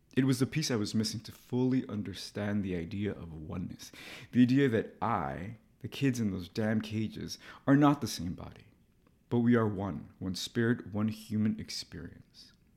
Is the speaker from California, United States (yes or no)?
yes; Los Angeles, California, United States; moved away; to go to L A, to my hometown, as an adult